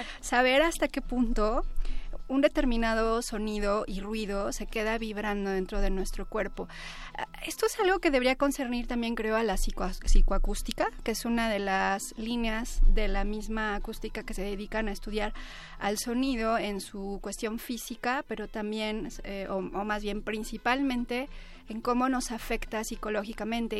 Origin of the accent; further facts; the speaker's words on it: Puebla, Mexico; now in Mexico City, Mexico; soy, este, pues, foránea, yo nací en Puebla, cuando llegué aquí